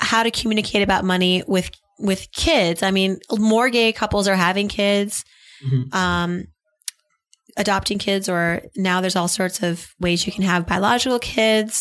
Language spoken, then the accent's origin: English; Philadelphia, Pennsylvania, United States; moved away; also born or lived in Bryn Mawr; I'm from Philadelphia, somewhat